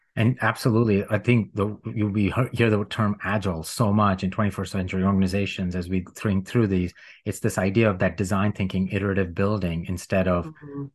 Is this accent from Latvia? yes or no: no; India; moved away; supremacy based culture, which I grew up in in India